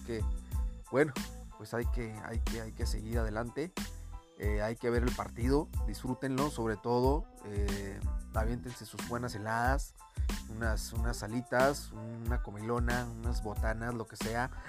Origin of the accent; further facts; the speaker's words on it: Guadalajara, Jalisco, Mexico; yo soy de Guadalajara, obviamente le voy a Guadalajara